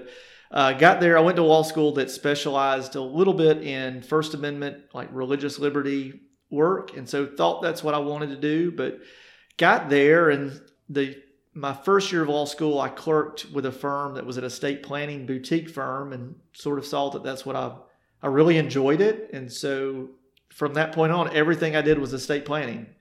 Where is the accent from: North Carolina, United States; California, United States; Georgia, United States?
Georgia, United States; College Park; I grew up in Atlanta, a small town called College Park, south of Atlanta, and I was raised by my mom and my grandmother